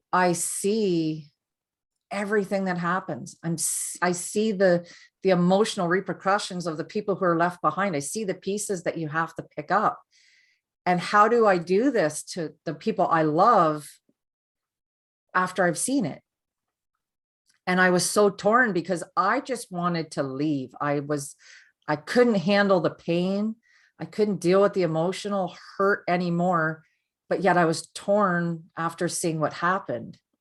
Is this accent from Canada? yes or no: yes; Canada; I'm from Canada